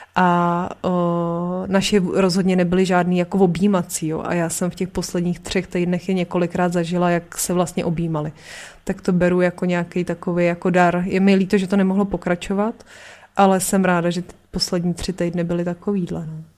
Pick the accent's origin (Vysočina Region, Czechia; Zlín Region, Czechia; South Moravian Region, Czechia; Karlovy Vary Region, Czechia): Karlovy Vary Region, Czechia; Aš; also born or lived in Příchovice; my jsme byli z Aše